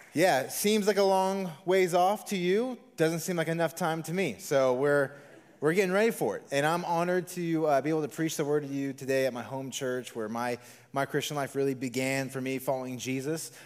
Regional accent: Las Vegas, Nevada, United States; I am a, a true local Las Vegan. I was born and raised here in the Valley.

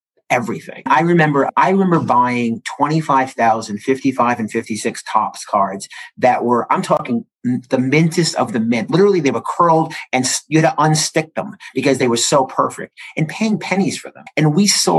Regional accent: East Coast, United States; My parents were antique dealers and I grew up on the East Coast

